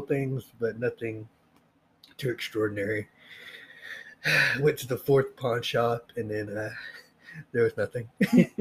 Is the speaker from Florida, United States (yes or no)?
no; Oklahoma, United States; We're from Oklahoma